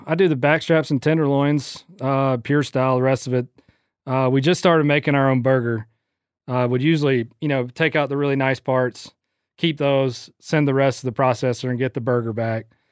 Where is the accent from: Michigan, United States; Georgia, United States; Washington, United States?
Georgia, United States; St. Simons; my hometown, Saint Simon's